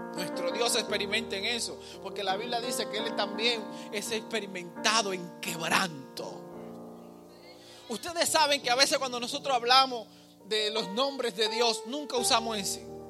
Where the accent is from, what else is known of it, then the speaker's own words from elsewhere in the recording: Dominican Republic; now in United States; yo soy dominicano. Aunque mi pasaporte diga lo que diga, yo soy, yo nací aquí